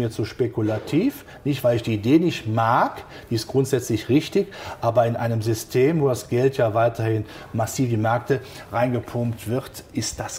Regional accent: Rhineland, Germany; Der gesunde Menschenverstand zeigt mir als Rheinländer zum Schluss, ist immer noch gut gegangen.

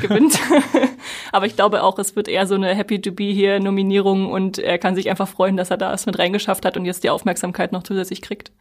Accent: Germany; wir natürlich als Deutsche

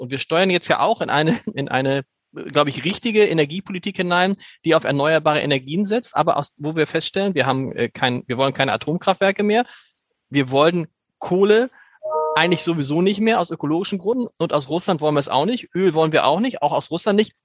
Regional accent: Germany; als Deutscher

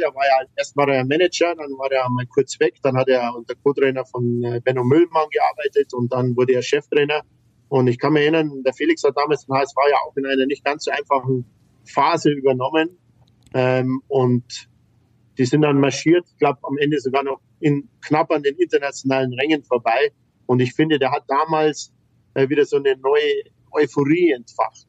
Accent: Bavaria, Germany; bei uns in Bayern

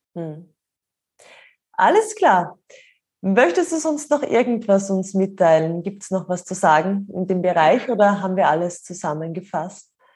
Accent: Austria; bei uns in Österreich

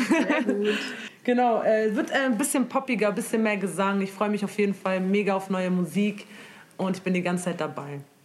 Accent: Munich, Bavaria, Germany; ich komme aus München

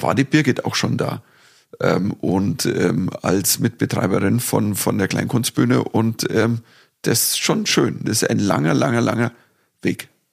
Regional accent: Dorfen, Bavaria, Germany; bei mir daheim gespielt, in Dorfen, in meiner Heimatstadt

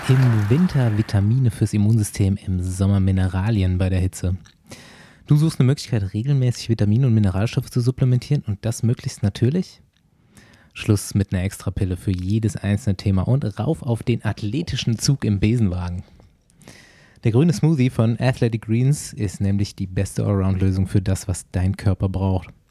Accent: North Rhine-Westphalia, Germany; bei uns in NRW

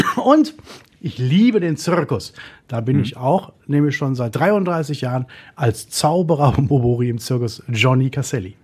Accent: Essen, North Rhine-Westphalia, Germany; Ich wurde in Essen geboren, in Altenessen habe ich gewohnt und gelebt als Kind

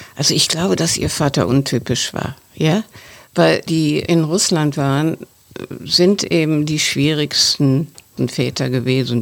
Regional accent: West Germany, Germany; als Westdeutsche

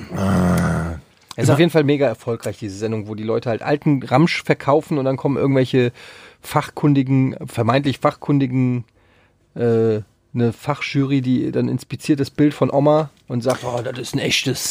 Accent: Frankfurt, Hesse, Germany; ich habe früher als Kind auf dem Öderwegstraßenfest, äh, wer es noch kennt, in Frankfurt, habe ich immer so äh, Kinderflohmarktmäßig

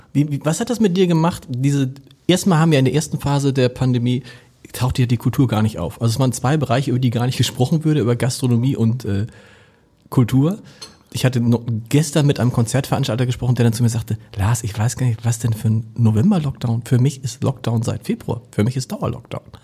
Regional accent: Hamburg, Germany; als Hamburger

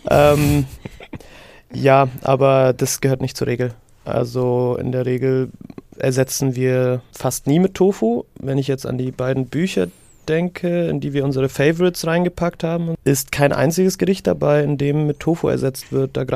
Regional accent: Syria; ich kann mich nicht entsinnen, in meiner Kindheit in Syrien jemals abgepacktes Fleisch, Obst oder Gemüse gekauft zu haben

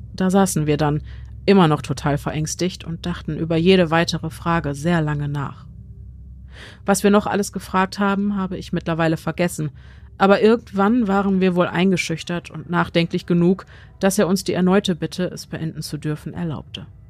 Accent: Germany; bei uns in Deutschland

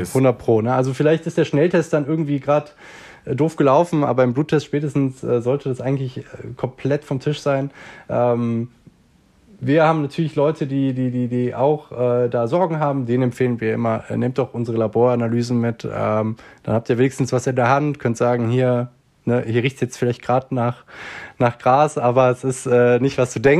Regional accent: Switzerland; Bei uns in der Schweiz ist es ja so, dass jetzt kürzlich tatsächlich die ersten Schritte zu äh, Freizeitcannabis eben auch noch äh, ähm, gemacht wurden.

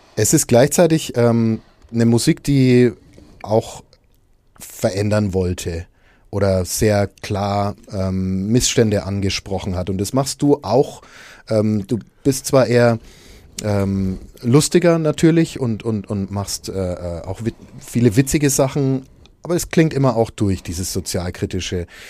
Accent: Nuremberg, Bavaria, Germany; diese Stadt, aus der wir beide kommen

